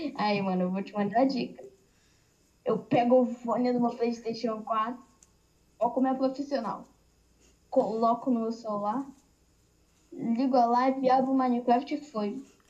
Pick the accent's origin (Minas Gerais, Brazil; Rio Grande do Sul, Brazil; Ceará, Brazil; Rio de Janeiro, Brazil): Rio de Janeiro, Brazil; sou carioca